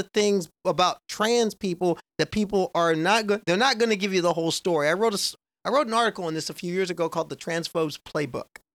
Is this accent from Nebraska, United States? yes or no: yes; Nebraska, United States; I grew up in Nebraska